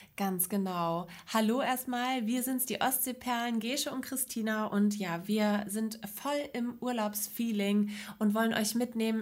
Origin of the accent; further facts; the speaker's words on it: Neustadt in Holstein, Schleswig-Holstein, Germany; ich komme aus Neustadt, das ist in der Nähe von Lübeck